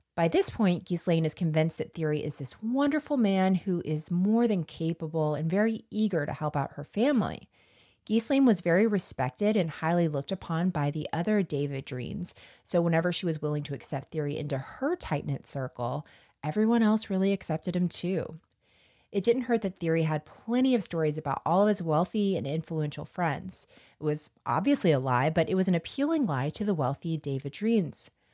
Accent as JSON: {"language": "English", "country": "United States", "said": "I am from the North Florida, South Georgia region"}